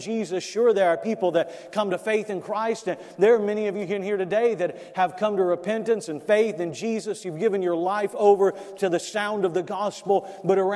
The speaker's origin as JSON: {"language": "English", "region": "South Florida", "country": "United States", "tie": "born or raised there", "said": "I grew up in South Florida, and I used to do pest control"}